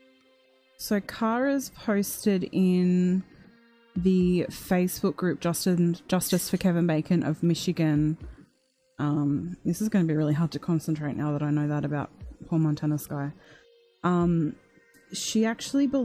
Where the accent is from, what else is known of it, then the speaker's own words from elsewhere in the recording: Australia; I am from Australia